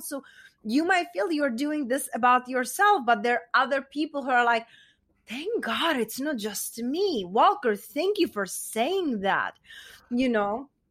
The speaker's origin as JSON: {"language": "English", "country": "Czechia", "tie": "born or raised there", "accent": "Czech", "second_language": "English", "moved": "yes", "said": "I was raised, you know, raised and born in Czech Republic, and hence that's where my accent is from"}